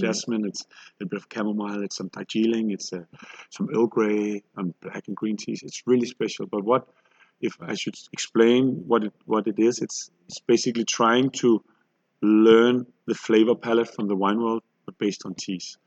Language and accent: English; Copenhagen, Capital Region of Denmark, Denmark; we're from Copenhagen. We do sparkling tea